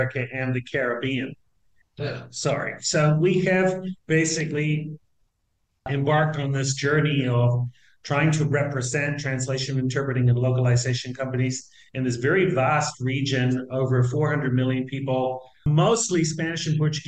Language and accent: English; New Zealand; moved away as an adult; now in Argentina; I'm originally from New Zealand, believe it or not. I've been living, citizen of the world, I've been living in Argentina for like 27 years